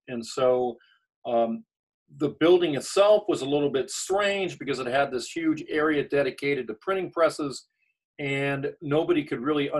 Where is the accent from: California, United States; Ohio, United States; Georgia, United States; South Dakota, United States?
California, United States; Southern; moved away as an adult; now in Chapel Hill, United States; I'm originally from Southern California, but I applied to law schools in the South, and I was lucky enough to get a full scholarship here at UNC Chapel Hill.